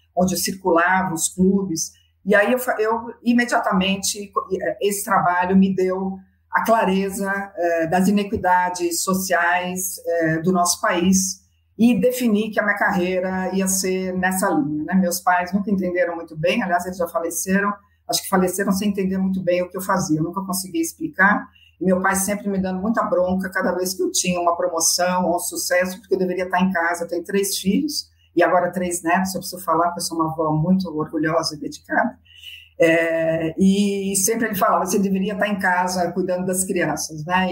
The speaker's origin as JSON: {"language": "Portuguese", "country": "Brazil"}